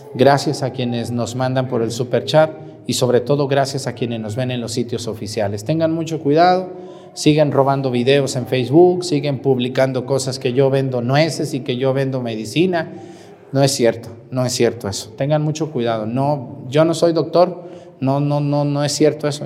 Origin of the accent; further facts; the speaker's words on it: Mexticacán, Jalisco, Mexico; moved away; voy a celebrar una misa en mi pueblo, por si quieren ir a Mexticacán, ahí en mi pueblo